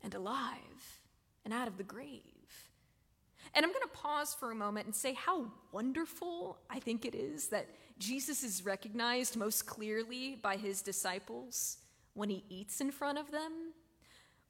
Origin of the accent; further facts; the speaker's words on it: Columbia, South Carolina, United States; also born or lived in Saluda, South Carolina; I grew up United Methodist in Columbia.